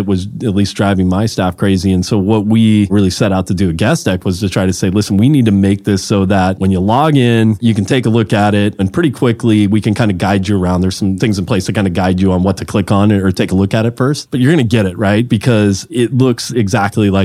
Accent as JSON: {"language": "English", "town": "Mountain View", "region": "California", "country": "United States", "tie": "born or raised there", "also_born_or_lived": "Los Altos, California / San Francisco, California", "said": "It's just what I grew up around in Mountain View, Los Altos, California"}